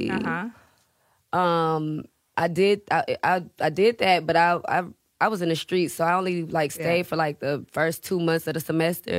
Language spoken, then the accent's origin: English; Houston, Texas, United States; I'm from Houston